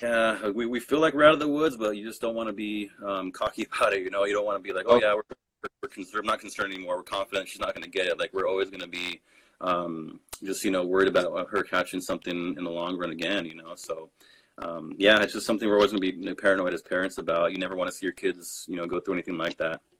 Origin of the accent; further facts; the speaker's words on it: Rocky Ford, Colorado, United States; I grew up in Rocky Ford, Colorado